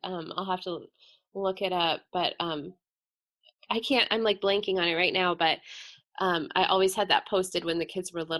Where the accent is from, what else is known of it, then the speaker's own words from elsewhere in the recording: the East, United States; moved away; I grew up in the East